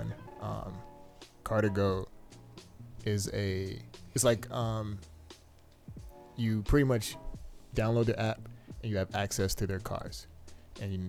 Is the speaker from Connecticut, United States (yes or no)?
yes; Bridgeport, Connecticut, United States; born and raised in Bridgeport.